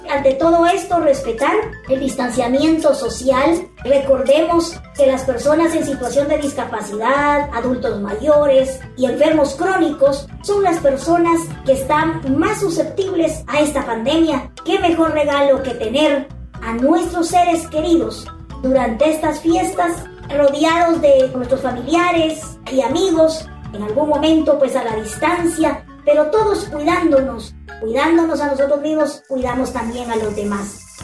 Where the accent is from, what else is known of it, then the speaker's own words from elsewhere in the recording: Guatemala; aunque sabemos que nosotros como guatemaltecos esa parte nos cuesta muchísimo porque nos, nos, no, nos gusta ese contacto, ese, ese abrazo, ese contacto, ese calorcito humano.